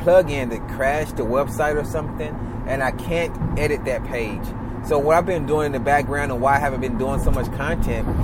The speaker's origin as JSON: {"language": "English", "region": "the South", "country": "United States", "tie": "born or raised there", "said": "I was raised down here in the South with my mother."}